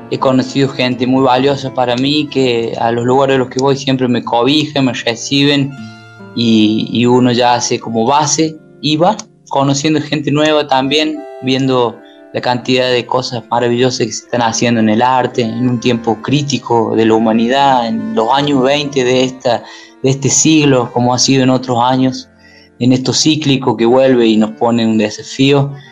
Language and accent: Spanish; Córdoba, Argentina; Y bueno, cerca de mi tierra, que está la sierra, acá nomás un par de horitas y yendo y viniendo entre los dos lugares, y siempre acá en Córdoba, entre los valles, como los pájaros